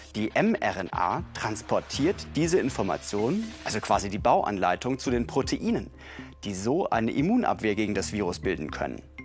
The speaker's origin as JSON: {"language": "German", "town": "Tübingen", "region": "Baden-Württemberg", "country": "Germany", "tie": "born or raised there", "said": "meiner Heimatstadt Tübingen"}